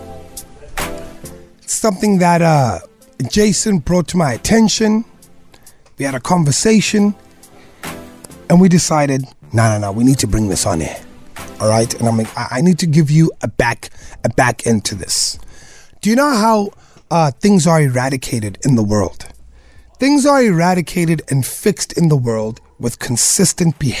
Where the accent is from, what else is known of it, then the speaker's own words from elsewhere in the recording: South Africa; as a South African man